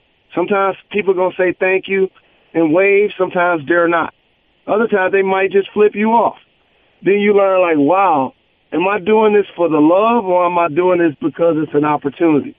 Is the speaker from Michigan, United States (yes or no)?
yes; Detroit, Michigan, United States; my hometown of Detroit